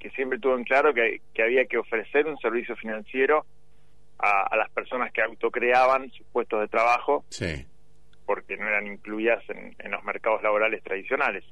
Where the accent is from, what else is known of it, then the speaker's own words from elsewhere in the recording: San Isidro, Buenos Aires Province, Argentina; Yo soy de San Isidro, pero competía por Tigre